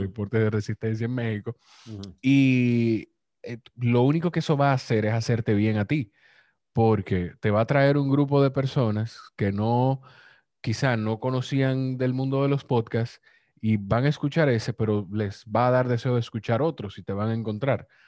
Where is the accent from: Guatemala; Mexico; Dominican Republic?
Dominican Republic; yo soy de República Dominicana